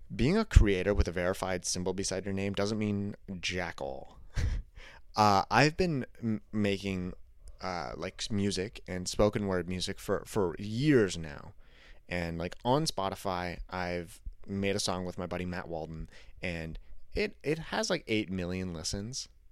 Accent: Canada; I'm Canadian

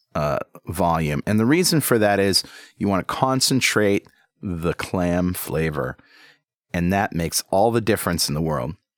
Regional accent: New England, United States; accent: Yankee; I was born and raised here in New England

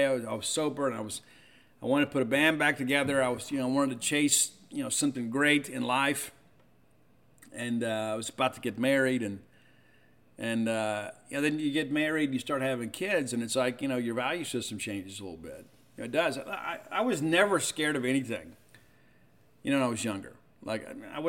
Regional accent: Mississippi, United States; I love being from here, and I've never lived anywhere else

